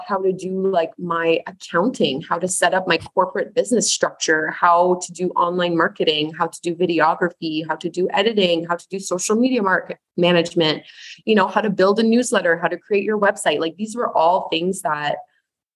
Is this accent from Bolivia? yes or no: no; Canada; I'm Canadian.